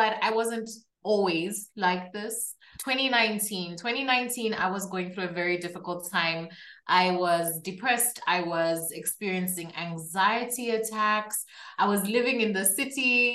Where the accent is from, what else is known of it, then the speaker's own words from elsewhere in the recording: Zambia; also born or lived in Kabwe, Zambia; I am from Zambia, which is a country in Southern Central Africa.